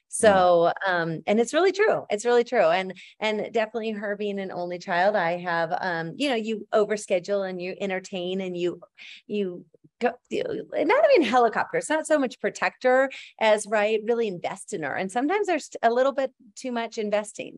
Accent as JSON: {"language": "English", "region": "northern Minnesota", "country": "United States", "tie": "born or raised there", "said": "Minnesota was great because it was, um, northern Minnesota and my grandparents had a hundred and eighty acres, um, on a, on a farm up there"}